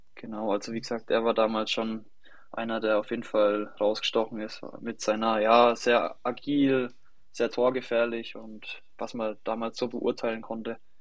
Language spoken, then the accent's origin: German; near Schweinfurt, Bavaria, Germany; ich komme aus der Nähe von Schweinfurt, ähm, habe dann beim TSV Pfenthausen sozusagen das Fußballspielen gelernt